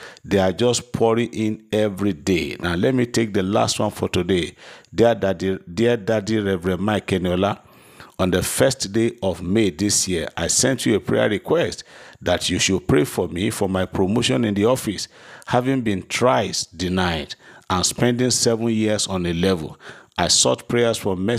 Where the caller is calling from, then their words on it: Lagos, Nigeria; I'm testifying from Lagos.